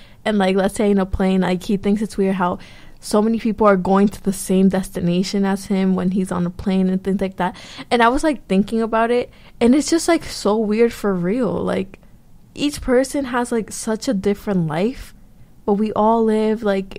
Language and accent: English; United States; they don't know I'm American. Or, like, they don't know I actually don't live here. Like, I live over there.